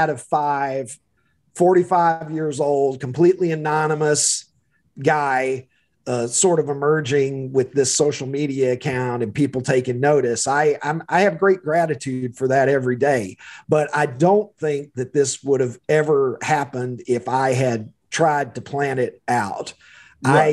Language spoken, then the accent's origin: English; Kentucky, United States; accent: drawl; moved away as an adult; also born or lived in Chicago area; now in Chicago, United States; I am a Kentuckian by birth and lived there long enough that I think the drawl is going to be with me forever